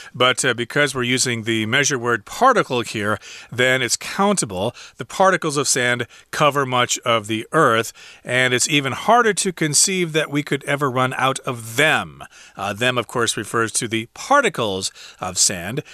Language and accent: English; Midwest, United States; I'm from the Midwest in the United States